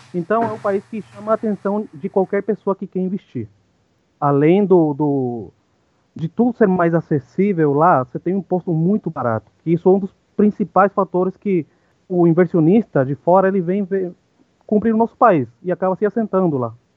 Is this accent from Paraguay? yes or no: yes; Ciudad del Este, Alto Paraná, Paraguay; Portuguese is a second language; moved away as an adult; now in Brazil; sou paraguaio, é, nascido em Cidade do Leste, tenho 39 anos.